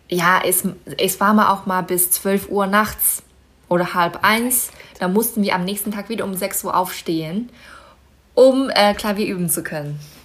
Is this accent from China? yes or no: yes; Baotou, Inner Mongolia, China; moved away; Bauto heißt meine Heimatstadt